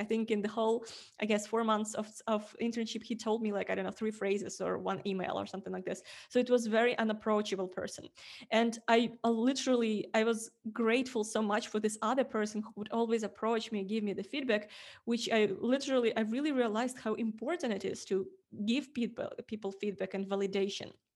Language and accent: English; Ukraine; English is a second language; moved away as an adult; also born or lived in Estonia; I'm coming from Ukraine